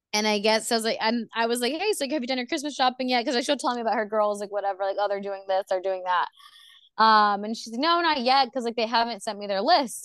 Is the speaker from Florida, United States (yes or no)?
yes; Orlando, Florida, United States; I'm from Orlando, Florida